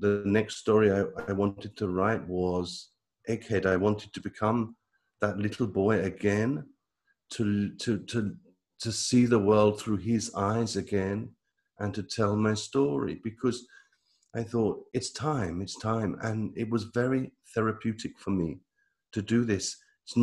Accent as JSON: {"language": "English", "country": "United Kingdom", "moved": "as an adult", "lives_now": "Italy", "said": "I live in Italy. But I come from Britain. I moved to Italy"}